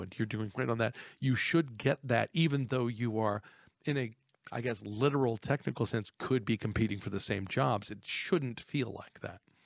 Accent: Texas, United States; I grew up in Texas in a highly competitive atmosphere.

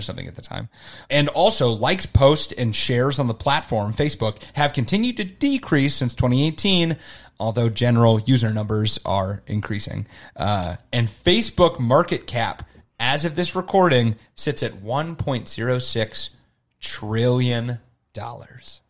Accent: Arizona, United States; moved away; I was from Arizona

